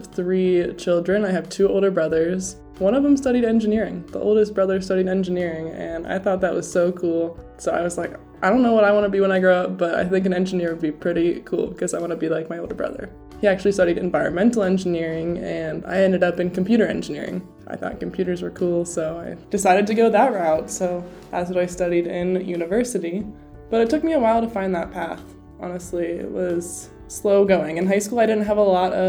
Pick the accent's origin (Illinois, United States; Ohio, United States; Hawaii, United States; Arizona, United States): Ohio, United States; Cincinnati; moved away; I grew up in Cincinnati, Ohio, and my whole family still lives there.